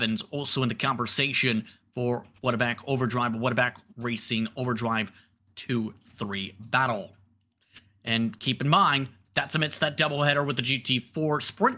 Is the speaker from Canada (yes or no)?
yes; Windsor, Ontario, Canada; Because, for full disclosure, I'm from Windsor, Detroit area.